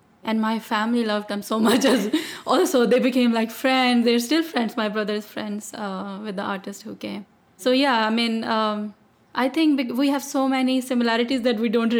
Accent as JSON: {"language": "English", "town": "Lahore", "region": "Punjab", "country": "Pakistan", "tie": "born or raised there", "moved": "yes", "lives_now": "Seattle, United States", "said": "I grew up in Pakistan. I've spent most of the time in Lahore."}